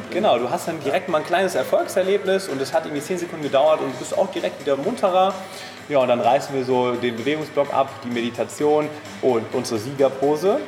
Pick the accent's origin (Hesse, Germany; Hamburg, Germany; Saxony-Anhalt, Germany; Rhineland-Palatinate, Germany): Hesse, Germany; Main-Taunus-Kreis, near Frankfurt am Main; moved away; wir kommen aus der Nähe von Frankfurt am Main, aus dem Main-Taunus-Kreis